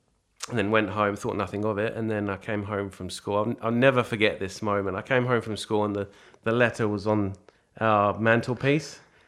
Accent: England, United Kingdom; now in Australia; Oh, yeah, pretty good. Football was just different

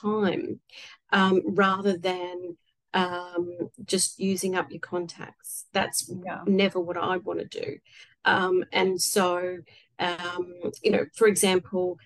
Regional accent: Australia; I'm Australian.

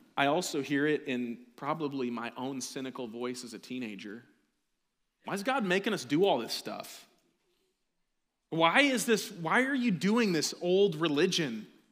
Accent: United States

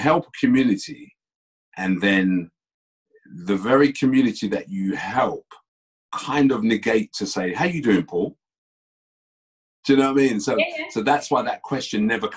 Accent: London, United Kingdom; I was born and bred in Tottenham. Born and bred in Tottenham.

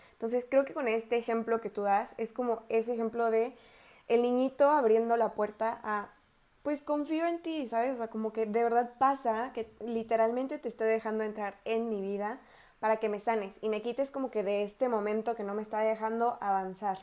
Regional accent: Querétaro, Mexico; also born or lived in El Salvador / Costa Rica; soy de Querétaro

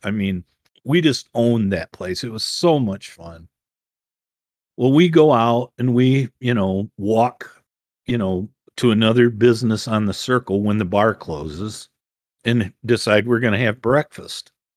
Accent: Ann Arbor, Michigan, United States

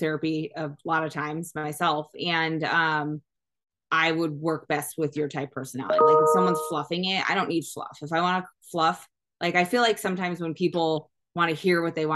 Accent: New York, United States; now in Arizona, United States; I'm very East Coast. I'm from New York

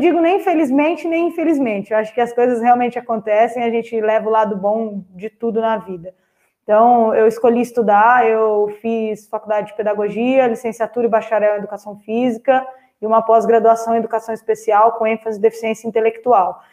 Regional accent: Itapecerica da Serra, São Paulo, Brazil; Eu nasci é, em Tapsirica da Serra mesmo, próximo a campos de futebol, então eu sempre joguei futebol com os meninos

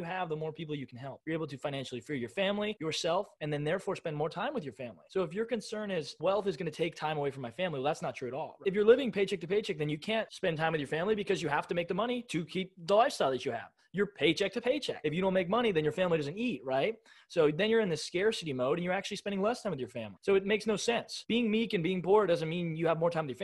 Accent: United States; I was born in America in 1998, but in the 21st century is where I live, right? In America

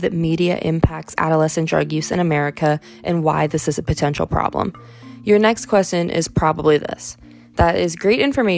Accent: Pickerington, Ohio, United States; my hometown of Pickerington, Ohio

